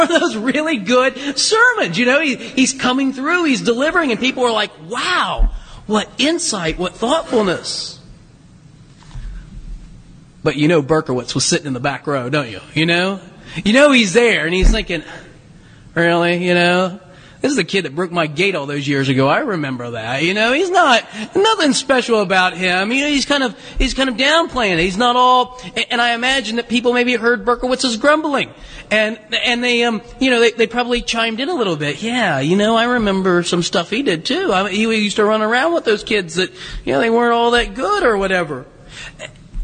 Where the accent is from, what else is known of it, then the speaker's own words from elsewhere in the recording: Southern Ohio, United States; also born or lived in Kentucky; now in Hudson, United States; I'm from Southern Ohio.